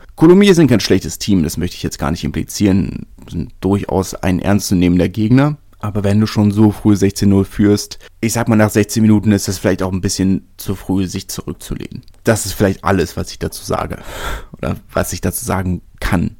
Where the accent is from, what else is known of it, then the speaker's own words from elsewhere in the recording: Berlin, Germany; als Großstädter, als Berliner